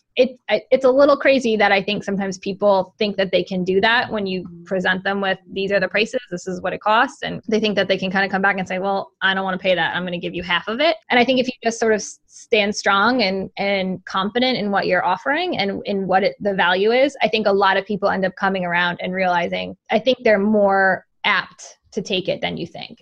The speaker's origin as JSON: {"language": "English", "region": "Rhode Island", "country": "United States", "said": "I live in, I'm from Rhode Island"}